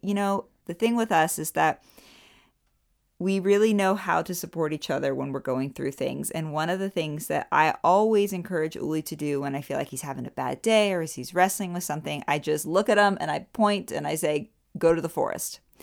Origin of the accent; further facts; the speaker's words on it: United States; now in Germany; I'm an American